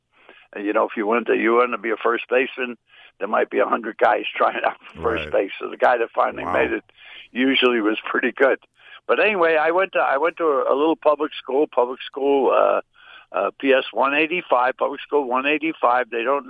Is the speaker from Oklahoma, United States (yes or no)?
no; New York City, New York, United States; I grew up in Brooklyn. Of course, Brooklyn is a big place. It's got 5 million people. I lived in the Fort Hamilton section, the Bay Ridge section of Brooklyn, and it was basically Irish Catholics